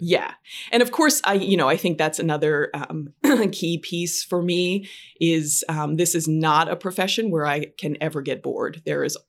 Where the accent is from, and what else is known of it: Western Pennsylvania, United States; also born or lived in Michigan; now in New York, United States